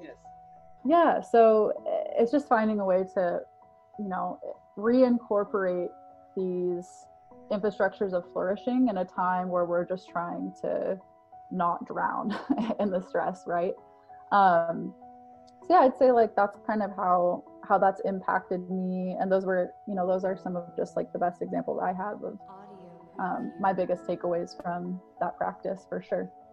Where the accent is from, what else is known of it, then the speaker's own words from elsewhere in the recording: Colorado, United States; we grew up in Colorado, which is like, it has a lot of mountains.